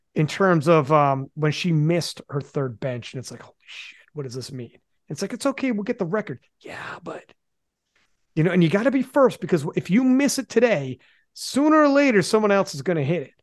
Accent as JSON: {"language": "English", "country": "Canada", "said": "I'm Canadian."}